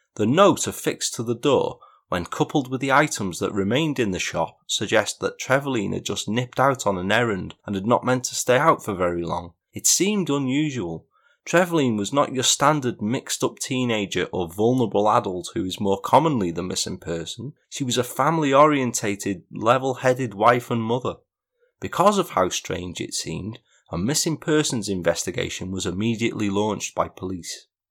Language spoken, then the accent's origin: English; Wrexham, Wales, United Kingdom; my hometown of Wrexham